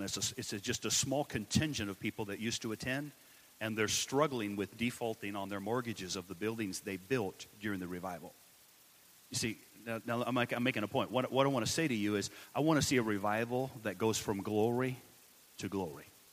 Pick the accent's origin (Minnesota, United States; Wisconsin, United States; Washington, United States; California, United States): Washington, United States; also born or lived in Richlands, Virginia; I'm from uh, Washington, out west